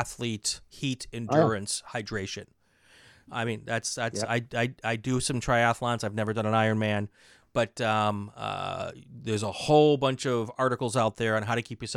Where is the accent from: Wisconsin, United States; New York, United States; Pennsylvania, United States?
Wisconsin, United States; moved away; also born or lived in Minnesota; I was raised in Wisconsin, and I went to school in Minnesota